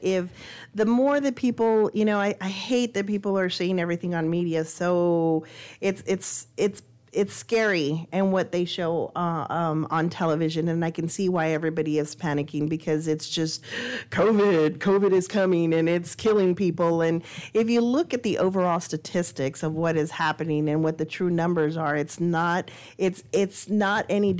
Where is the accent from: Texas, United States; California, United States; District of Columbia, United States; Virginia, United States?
Texas, United States; El Paso; I came from El Paso. I had no idea what a hurricane was like. I'd never seen the waters.